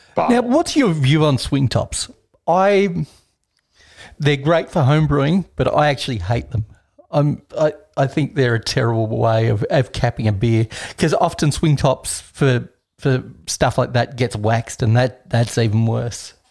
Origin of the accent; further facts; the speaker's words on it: Australia; Me being Australian